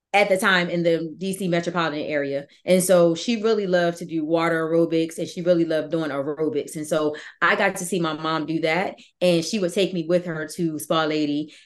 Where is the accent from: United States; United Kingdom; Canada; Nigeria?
United States; Virginia; also born or lived in North Carolina; where I come from Virginia and I was going to school in North Carolina